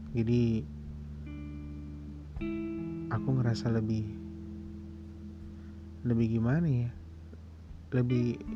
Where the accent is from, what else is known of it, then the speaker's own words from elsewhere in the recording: Medan, North Sumatra, Indonesia; Sebelumnya kenalin dulu … Aku dari Medan.